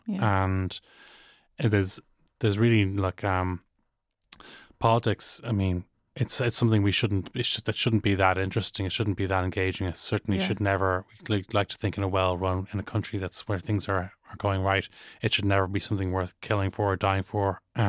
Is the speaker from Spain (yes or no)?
no; Northern Ireland, United Kingdom; growing up in Northern Ireland in the 90s, my wife is called Erin, grew up in Northern Ireland in the 90s